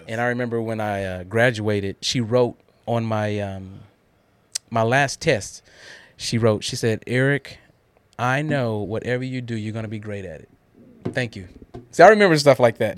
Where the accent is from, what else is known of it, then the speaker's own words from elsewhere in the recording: Guthrie, Oklahoma, United States; now in Murfreesboro, United States; I grew up in Guthrie